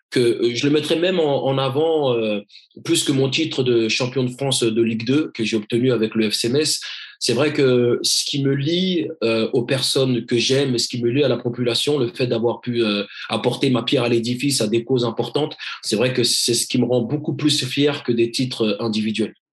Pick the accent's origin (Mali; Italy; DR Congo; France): Mali; Donc je me dis initialement, je vais commencer par mon pays d'origine. Mais Give a Dream a bien évidemment pour but, et on a commencé à faire des actions, bien évidemment, en dehors euh, de l'Afrique et du Mali.